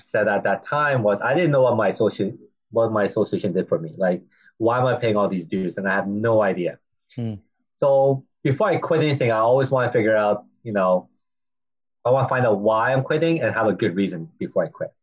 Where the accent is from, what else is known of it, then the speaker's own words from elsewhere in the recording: Vancouver, British Columbia, Canada; also born or lived in Chicago; born and raised in Vancouver